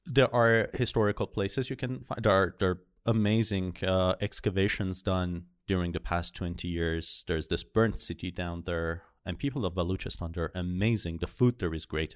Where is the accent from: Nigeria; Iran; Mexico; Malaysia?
Iran